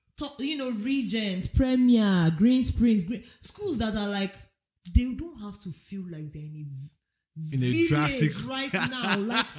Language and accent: English; Nigeria; also born or lived in United Kingdom; now in United States; I grew up in Nigeria.